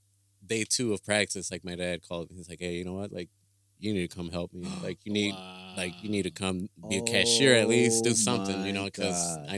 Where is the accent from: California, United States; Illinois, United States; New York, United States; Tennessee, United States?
Illinois, United States; Chicago; moved away; I'm from Chicago.